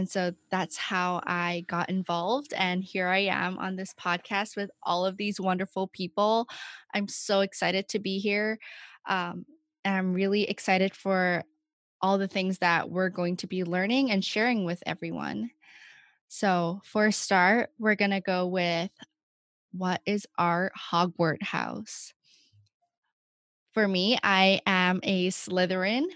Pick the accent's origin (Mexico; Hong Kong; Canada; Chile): Hong Kong; now in Boston, United States; I'm from Hong Kong, and I'm currently at Boston University